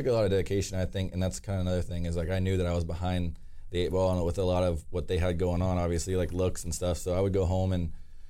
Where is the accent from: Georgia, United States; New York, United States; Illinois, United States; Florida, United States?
Florida, United States; Titusville; moved away; I grew up in Florida, Titusville, Florida.